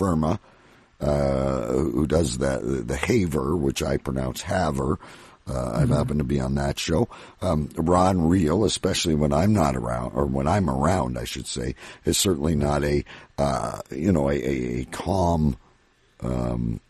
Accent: Ontario, Canada; I'm from Ontario, Canada.

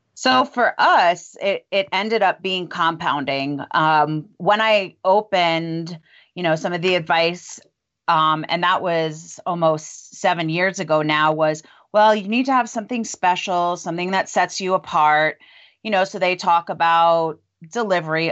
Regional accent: Long Island, New York, United States; moved away as an adult; also born or lived in Memphis, Tennessee; now in Longmont, United States; I grew up in Long Island, New York, and went to pharmacy school there

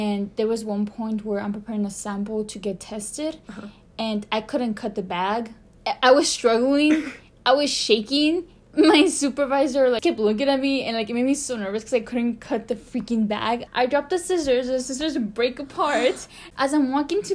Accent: El Paso, Texas, United States; English is a second language; also born or lived in Juarez, Mexico; I'm from El Paso. I was born there. I grew up there and in Juarez as well

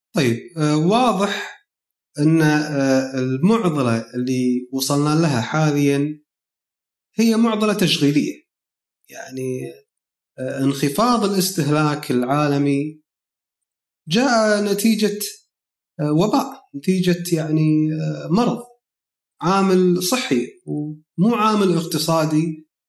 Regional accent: Kuwait; عندنا بالكويت

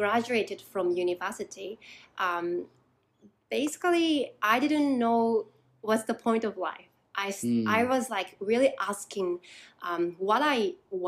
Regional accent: Japan; moved away as an adult; now in Newcastle, United Kingdom; So I was born in Japan, grew up in Japan

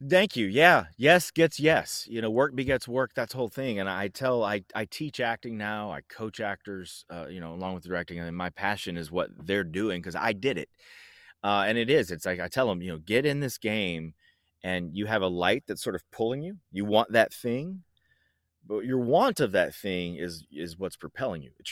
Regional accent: Franklin, Tennessee, United States; also born or lived in Georgia / Hawaii / North Carolina; I grew up predominantly in the South in Franklin, Tennessee, but we moved back there a lot. I moved into that town four times. I lived all over Tennessee. I also lived in Georgia. I lived in Hawaii. I lived in North Carolina.

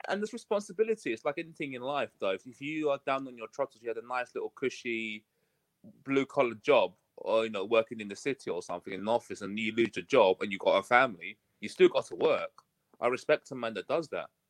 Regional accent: United Kingdom; accent: UK; You can probably tell from my accent I'm coming from the U K, so it's about eight o'clock in the morning here

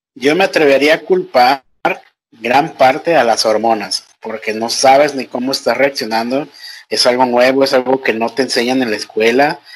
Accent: Nayarit, Mexico; moved away as an adult; now in Ecuador; Yo soy mexicano, no soy ecuatoriano

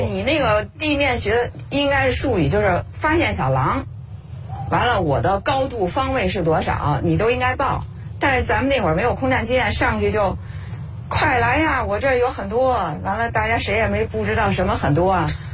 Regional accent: Beijing, China; 我们小时候就住在空军大院，离这儿很近

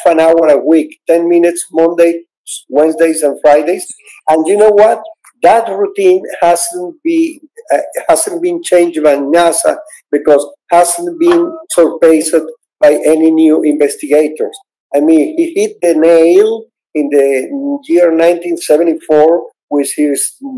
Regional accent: Caracas, Capital District, Venezuela; I was born in Caracas, Venezuela

